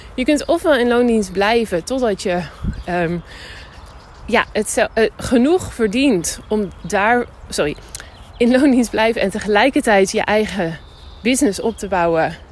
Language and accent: Dutch; Netherlands; now in Spain; Ik kom dus uit Nederland